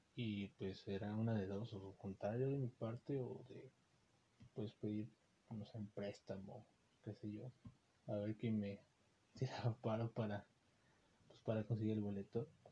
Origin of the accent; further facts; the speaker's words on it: Xalapa, Veracruz, Mexico; los que somos de Jalapa